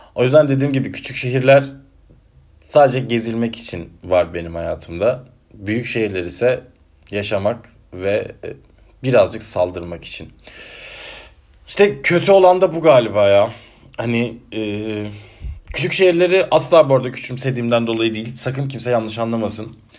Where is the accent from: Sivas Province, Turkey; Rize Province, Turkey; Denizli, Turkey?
Denizli, Turkey; accent: Ege ağzı (Aegean); now in Ankara, Turkey; memleketim olan Denizli'ye gideceğim Ankara'dan.